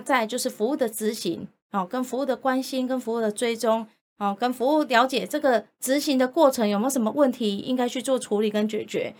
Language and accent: Chinese; Yilan County, Taiwan; 我是来自于宜兰